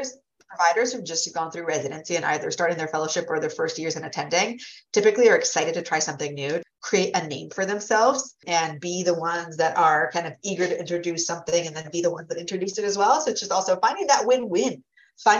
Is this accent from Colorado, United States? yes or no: no; Massachusetts, United States; without hating on my home state, Massachusetts